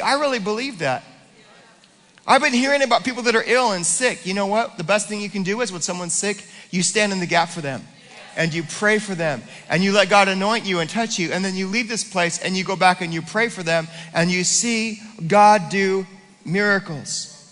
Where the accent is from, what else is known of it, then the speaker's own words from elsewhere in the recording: United States; I was born as an American.